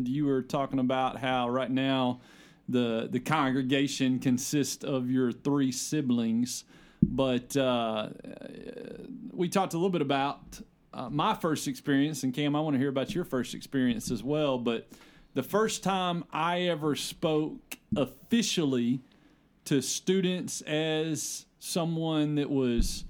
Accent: Arkansas, United States; I'm from Arkansas

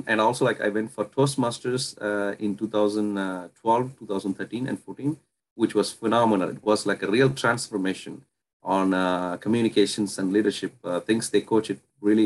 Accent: Puducherry, India; moved away as an adult; now in Canada; I was originally born and brought up in India. And then I came to Canada in 2010.

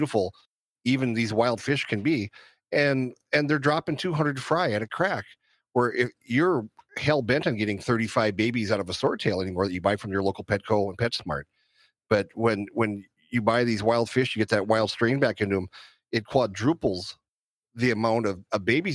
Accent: North Dakota, United States; Growing up in North Dakota, I was probably about 12, 13 years old

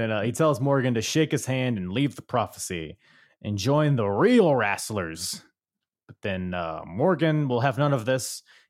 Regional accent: Philippines; Couldn't think of I'm a Filipino and I couldn't think of any breakdancing.

